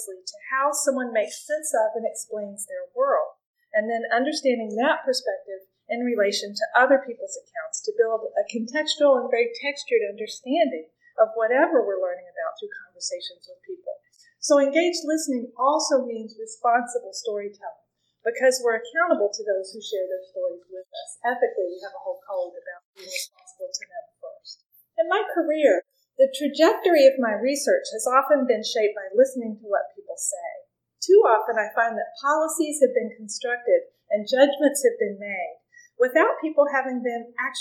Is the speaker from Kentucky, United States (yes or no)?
yes; Appalachian Kentucky, United States; I grew up in Appalachian, Kentucky